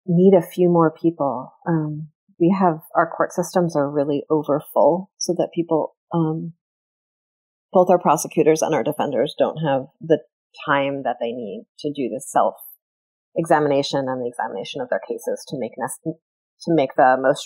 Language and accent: English; United States; now in Vermont, United States; I grew up in the New York area